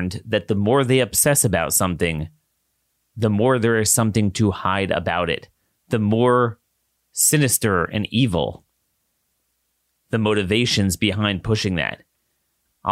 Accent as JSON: {"language": "English", "region": "Maryland", "country": "United States", "tie": "born or raised there", "said": "my home state, the University of Maryland system"}